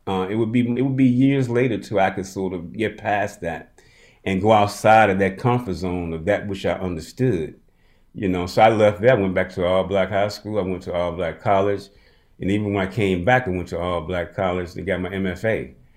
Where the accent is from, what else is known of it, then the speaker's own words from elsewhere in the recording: Birmingham, Alabama, United States; I was born in Birmingham